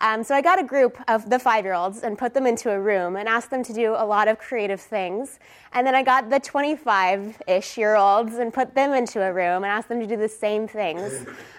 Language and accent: English; Texas, United States; I am originally from Texas. I went to UT, so I didn't think that the first time I would be in front of a classroom would be outside of my home state